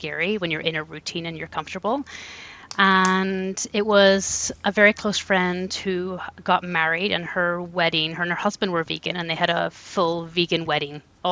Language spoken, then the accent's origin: English; Ireland; moved away as an adult; now in Canada; I was born and raised in Ireland.